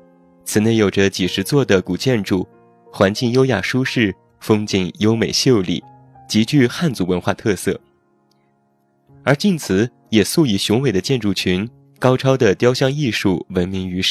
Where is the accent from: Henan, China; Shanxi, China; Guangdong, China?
Shanxi, China; Taiyuan; 省会啊就是我的故乡太原市。